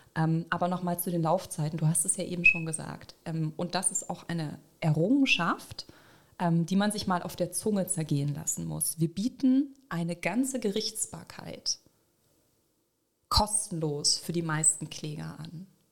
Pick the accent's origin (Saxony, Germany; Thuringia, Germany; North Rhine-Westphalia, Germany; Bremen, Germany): Saxony, Germany; ich in einer größten deutschen, ostdeutschen Plattenbausiedlung aufgewachsen bin in Sachsen